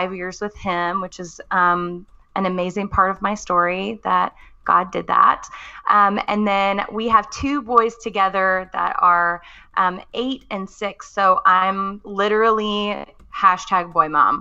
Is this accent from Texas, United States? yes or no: yes; Texas, United States; moved away as an adult; now in Missouri, United States; I am a Texas girl living in the Midwest. I was born and raised in Texas